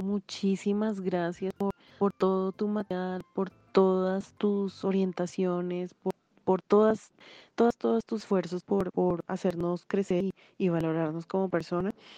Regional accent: Bogotá, Colombia; mi linda ciudad Bogotá

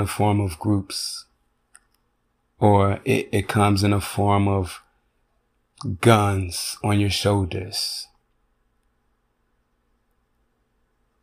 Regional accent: Chicago, Illinois, United States; now in Chaska, United States; now I live in white suburbia. And I'm from Chicago.

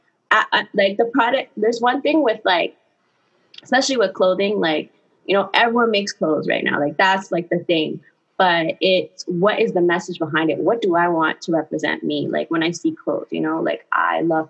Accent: Toronto, Ontario, Canada; I'm from Toronto, Canada.

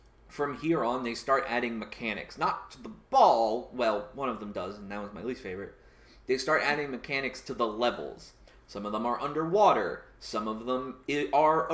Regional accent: United States; I'm an American.

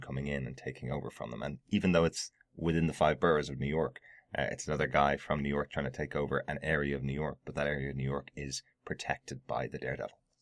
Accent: Ireland; i am an Irishman

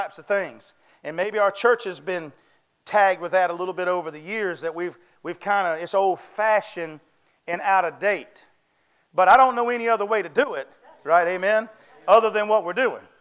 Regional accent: North Carolina, United States; I was raised in the South, of course. I was raised in North Carolina

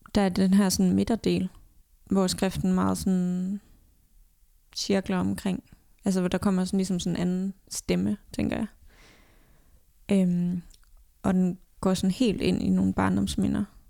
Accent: Denmark; moved away as an adult; jeg var hjemme i Danmark

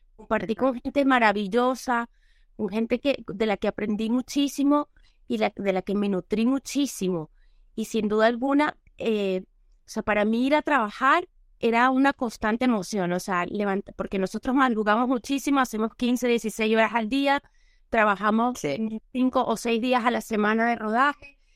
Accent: Venezuela; moved away as an adult; now in Spain; han pasado casi nueve años que no he vuelto a mi tierra

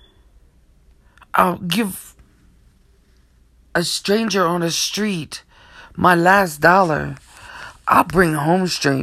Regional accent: Wilmington, Delaware, United States; also born or lived in Portland, Maine; We live in Wilmington, Delaware, but now we do. And I was raised here in Delaware.

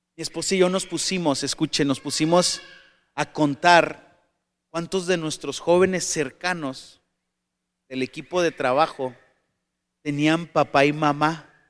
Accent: Tijuana, Baja California, Mexico; also born or lived in Sonora; soy tijuanense y mexicano

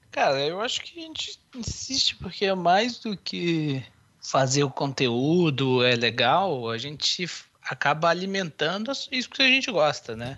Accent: Barbacena, Minas Gerais, Brazil; Eu sou lá de Barbacena, interior de Minas

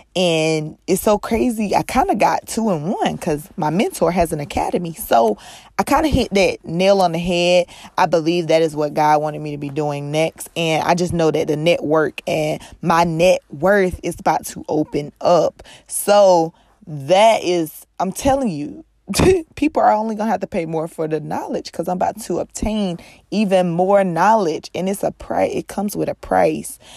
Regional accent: North Carolina, United States; born or raised there; moved away

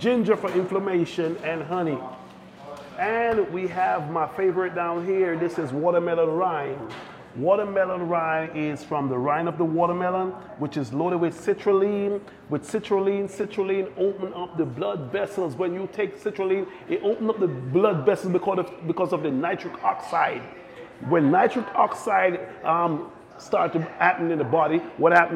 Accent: Jamaica; also born or lived in New Jersey / Connecticut; now in Pennsylvania, United States; growing up in Jamaica, most of our food are straight from the land.

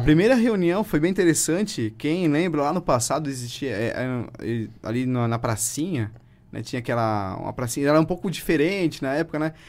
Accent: Presidente Getúlio, Santa Catarina, Brazil; Sou natural aqui de Presidente Getúlio

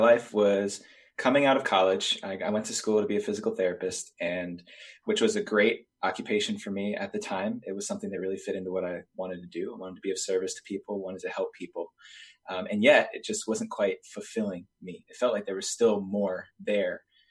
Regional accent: New Jersey, United States; moved away as an adult; also born or lived in New York City, New York; I decided to leave where I grew up in New Jersey and New York City

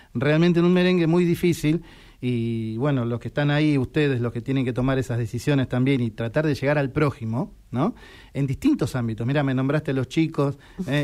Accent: Boulogne, Buenos Aires Province, Argentina; Yo soy viejo de Boulogne

